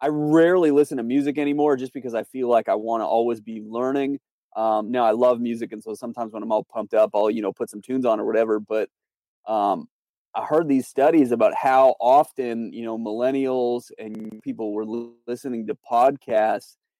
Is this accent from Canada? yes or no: yes; Canada; moved away as an adult; also born or lived in North Carolina; now in Charlotte, United States; I'm from Canada, so that's where I was born, raised, my family's there.